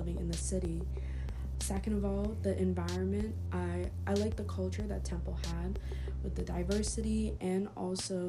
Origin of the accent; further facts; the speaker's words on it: Montgomery, United States; moved away as an adult; now in Philadelphia, United States; growing up in a town like Montgomery for most of my life